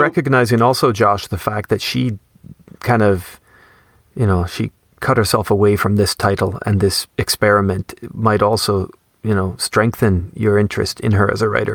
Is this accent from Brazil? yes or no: no; Canada; growing up in Canada